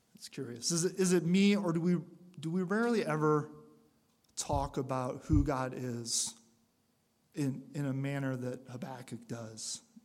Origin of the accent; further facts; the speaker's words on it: Michigan, United States; moved away; I came from Michigan